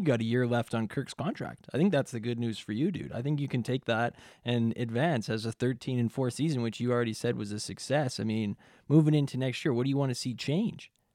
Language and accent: English; Canada; We're Canadian